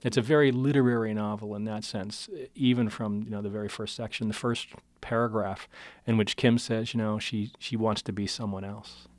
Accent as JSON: {"language": "English", "town": "Pittsburgh", "region": "Pennsylvania", "country": "United States", "moved": "yes", "said": "I'm from Pittsburgh originally"}